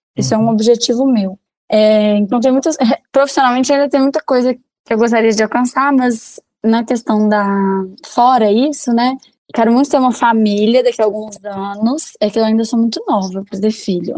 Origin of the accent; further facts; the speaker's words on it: Belo Horizonte, Minas Gerais, Brazil; also born or lived in Divinópolis, Minas Gerais; Eu sou de Divinópolis, Minas Gerais, mas eu morei minha vida toda em Belo Horizonte.